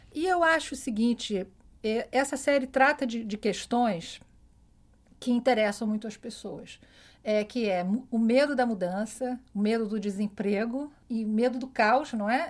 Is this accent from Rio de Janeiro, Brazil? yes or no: yes; Rio de Janeiro, Brazil; now in New York, United States; eu fui criada no Rio